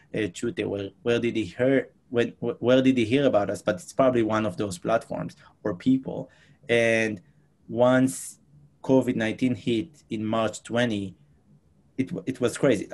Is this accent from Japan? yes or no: no; Israel; moved away as an adult; now in New York City, United States; I'm originally from Israel. I moved here to United States about six years ago